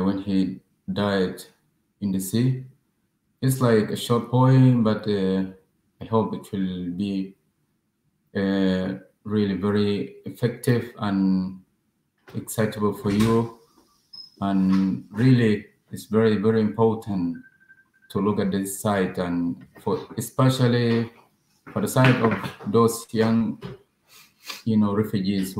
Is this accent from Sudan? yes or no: yes; Sudan; now in Calais, France; I'm from Sudan. Right now, I live in Calais.